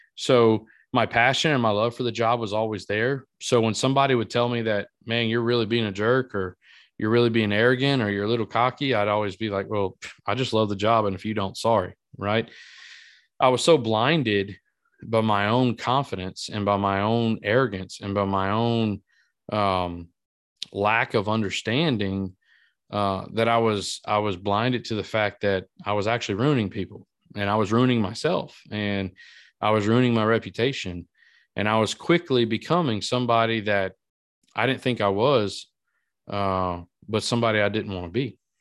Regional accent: Iota, Louisiana, United States; moved away; my hometown in Iota, Louisiana

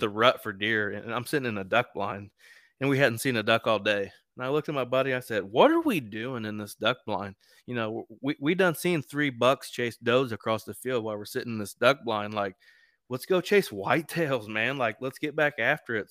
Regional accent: East Central Indiana, United States; I'm from East Central Indiana

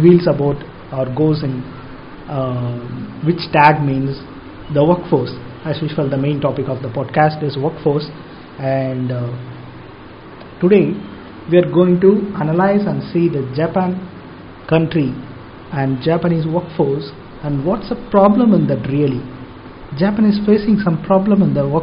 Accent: India; as an Indian

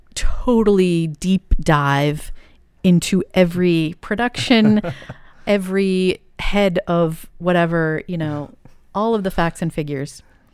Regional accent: Massachusetts, United States; I grew up outside of Boston, so it was very easy for us to go into the city.

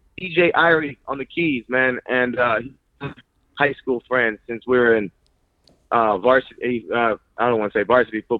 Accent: Long Beach, California, United States; I'm from Long Beach, California

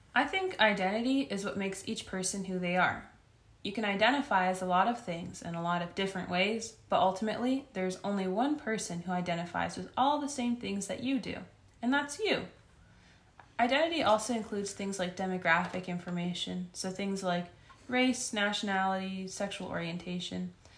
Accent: United States; being Iranian American

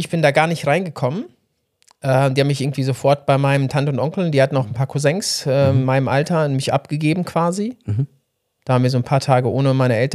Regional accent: Orenburg Oblast, Russia; born there; Das war das Gebiet Orenburg

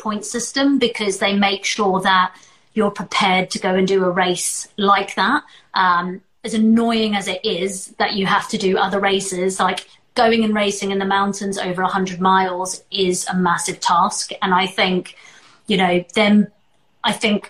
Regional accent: South Africa; I was born in South Africa

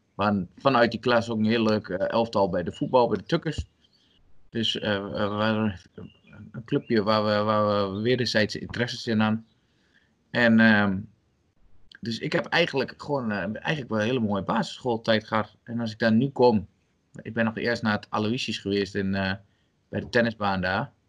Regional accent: Albergen, Overijssel, Netherlands; ben geboren en getogen in Albergen

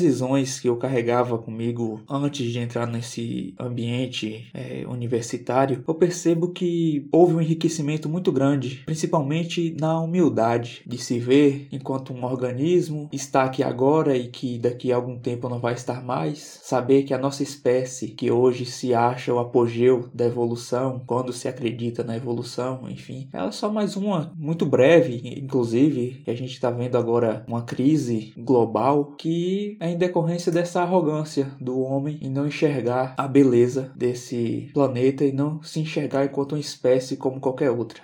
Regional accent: Barra da Estiva, Bahia, Brazil; eu sou natural de Barra da Estiva, mais precisamente numa região conhecida como Fazenda Gomes. Lá eu vivi minha infância toda até a adolescência

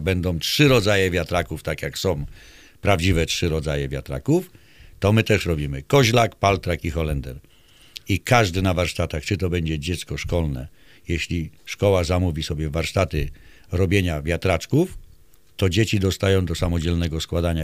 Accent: Mokry Dwór, Pomeranian Voivodeship, Poland; u nas w Mokrym Dworze

